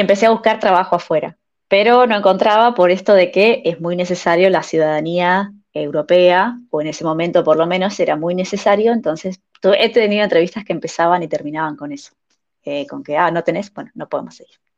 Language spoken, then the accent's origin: Spanish; Mar del Plata, Buenos Aires Province, Argentina; moved away as an adult; now in Finland; soy de Mar del Plata, una ciudad de Argentina que está en la playa. Es como la ciudad más grande, destino turístico de playa del país. Así que crecí en, un clima de verano